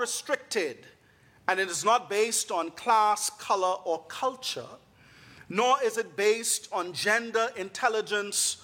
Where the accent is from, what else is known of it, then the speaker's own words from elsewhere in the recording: Bahamas; moved away; I am from the beautiful island nation of the Bahamas.